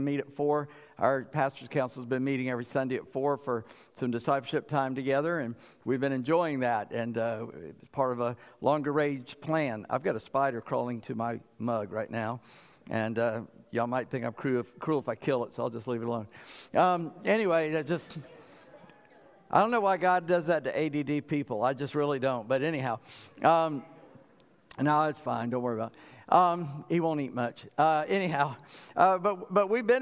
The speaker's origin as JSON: {"language": "English", "town": "Charleston", "region": "South Carolina", "country": "United States", "tie": "born or raised there", "also_born_or_lived": "Suffolk, Virginia", "moved": "yes", "said": "I grew up in Charleston."}